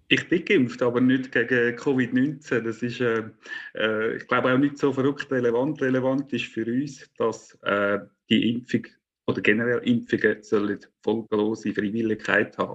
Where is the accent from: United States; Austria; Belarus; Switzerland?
Switzerland; Central Switzerland; ich stamme aus den Urkantonen